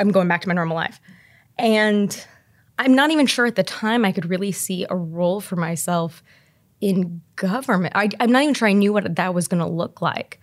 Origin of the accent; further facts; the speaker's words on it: Terre Haute, Indiana, United States; now in Indianapolis, United States; I grew up in Terre Haute